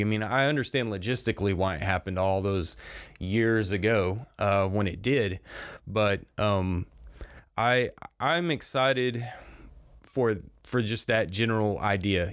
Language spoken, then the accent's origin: English; Crestview, Florida, United States; growing up in Crestview